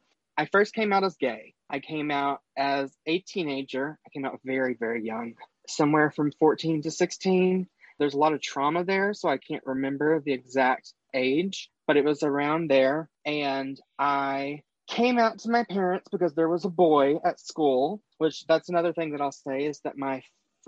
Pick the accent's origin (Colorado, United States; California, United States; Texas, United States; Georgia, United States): Texas, United States; North; moved away as an adult; now in Eastern Kentucky, United States; I'm originally from North Texas. I live in Eastern Kentucky now